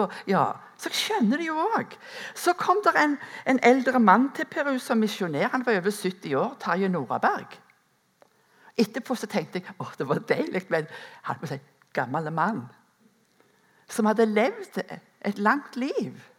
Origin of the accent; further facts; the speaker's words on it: Rennesøy, Rogaland, Norway; moved away; gårdbrukerne hjemme på Rennesøy, der som jeg er ifra